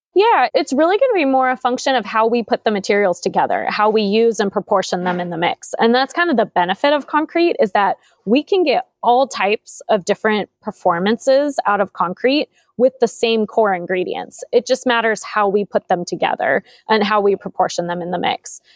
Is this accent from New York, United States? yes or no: no; San Jose, California, United States; born and raised in San Jose, I've lived here my whole life